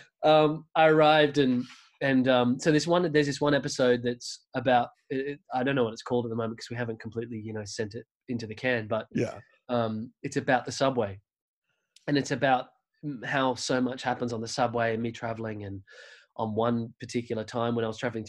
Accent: Australia; I'm this guy from Australia.

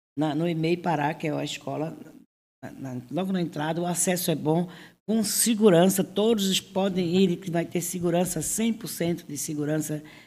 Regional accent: Northeast Region, Brazil; now in Cubatão, Brazil; eu que sou nordestina

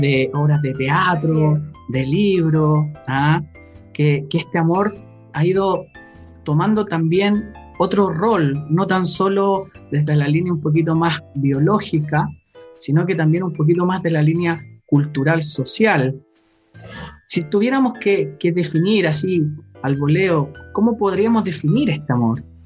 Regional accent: Chile; cuando era chico acá en Chile

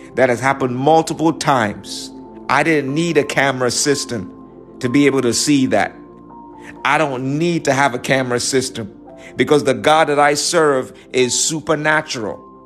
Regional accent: New York, United States; I'm from New York

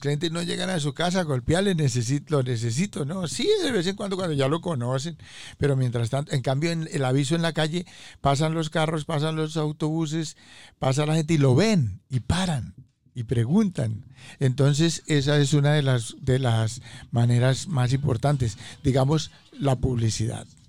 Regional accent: Colombia; moved away as an adult; also born or lived in Corona, Queens, New York / Staten Island; now in United States; vengo de Colombia hace aproximadamente unos 35 años vivo aquí en los Estados

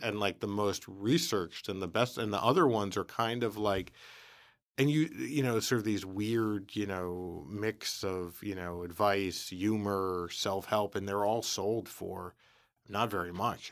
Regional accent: New York City, New York, United States; I was from the Bronx

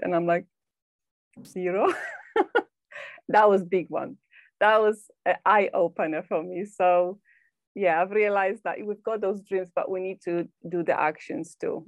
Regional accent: Poland; moved away as an adult; now in England, United Kingdom; i live in uk in England, but I'm originally from Poland. I've been living here for 19 years.

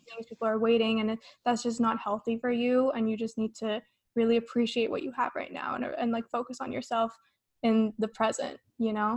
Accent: Las Vegas, Nevada, United States; I'm from Vegas

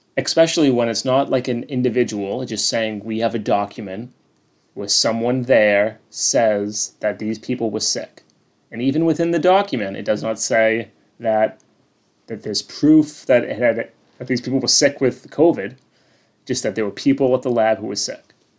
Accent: North Shore, Massachusetts, United States; I'm from the North Shore

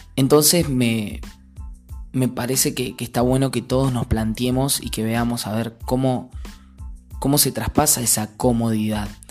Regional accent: Saavedra, Buenos Aires Province, Argentina; en mi pueblo era raro porque 3.000 habitantes

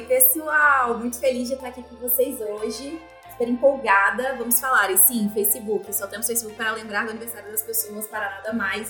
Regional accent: Vitória, Espírito Santo, Brazil; now in São Paulo, Brazil; eu sou originalmente de Vitória, Espírito Santo, apesar de morar em São Paulo hoje. É, então, eu sou capixaba, é, da gema mesmo

